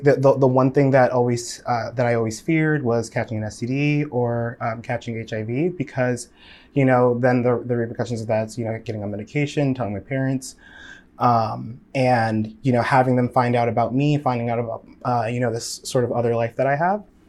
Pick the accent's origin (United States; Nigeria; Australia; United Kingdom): Nigeria; I'm Nigerian.